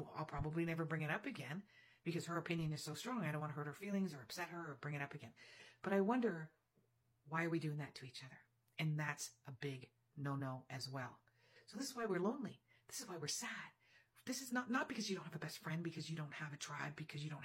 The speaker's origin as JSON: {"language": "English", "country": "Canada", "said": "I'm Canadian"}